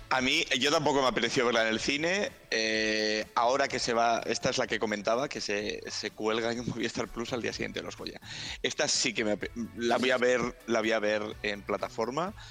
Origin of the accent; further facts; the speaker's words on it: a town near Mundaka, Basque Country, Spain; está muy cerquita del pueblo donde yo nací